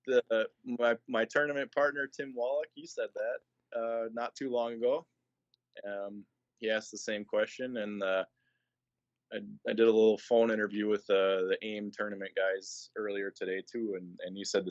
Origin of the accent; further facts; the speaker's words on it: Fond du Lac, Wisconsin, United States; also born or lived in Indiana; I grew up in Fond du Lac